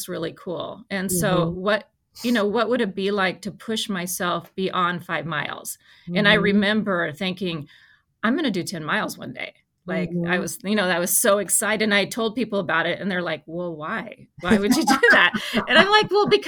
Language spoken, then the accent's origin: English; Arizona, United States; I grew up in Arizona